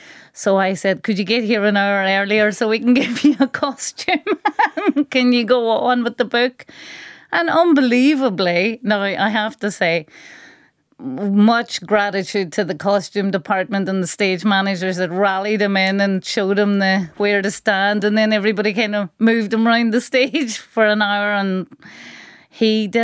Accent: Carndonagh, County Donegal, Ireland; So it's a Donegal, rural Donegal version of a single.

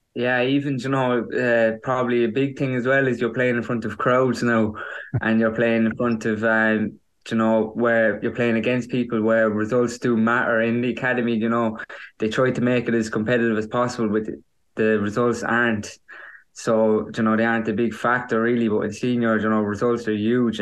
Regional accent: County Kerry, Ireland; my own club, my hometown club

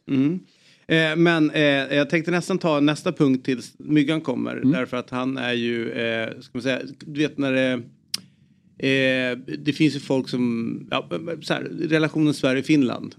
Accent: Eritrea; mitt, land, mitt födelseland

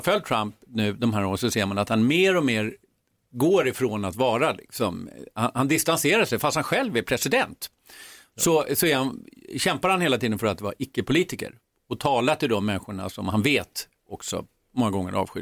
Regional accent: Sweden; also born or lived in United States; som svensk

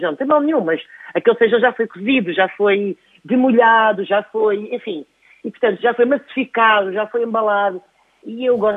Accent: Vila Viçosa, Alentejo, Portugal; also born or lived in Tomar; O meu pai é Tomar, a minha mãe de Valentejo, eu ainda sou de Vila Viçosa, portanto, toda a minha vida foi passada nestes dois sítios, ou em Tomar ou no Alentejo.

